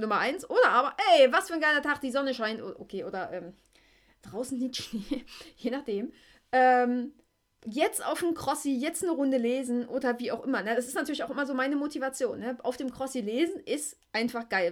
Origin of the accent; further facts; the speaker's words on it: East Germany, Germany; im Kindergarten war ich der Roller-Hit schlechthin, ne? Gab es bei uns in der DDR so kleine Holzroller